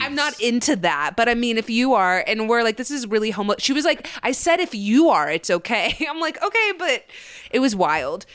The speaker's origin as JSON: {"language": "English", "town": "Dallas", "region": "Texas", "country": "United States", "tie": "born or raised there", "said": "the high school I went to in Dallas"}